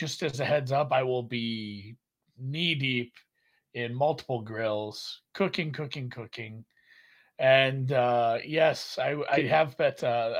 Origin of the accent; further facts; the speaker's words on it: Canada; I'm a Canadian bettor. We stand on guard for these.